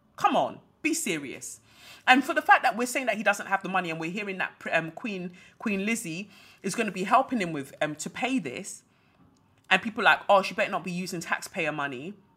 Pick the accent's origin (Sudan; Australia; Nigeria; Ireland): Nigeria; moved away; also born or lived in United Kingdom; I'm a Nigerian